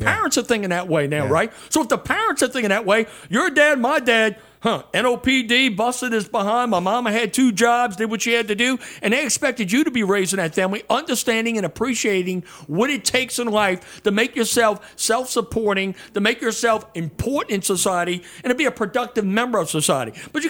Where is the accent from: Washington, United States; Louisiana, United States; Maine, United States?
Louisiana, United States; Harvey; when I was growing up in Harvey after we moved out of the channel.